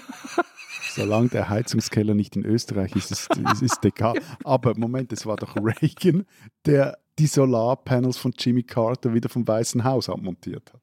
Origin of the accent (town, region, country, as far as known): Switzerland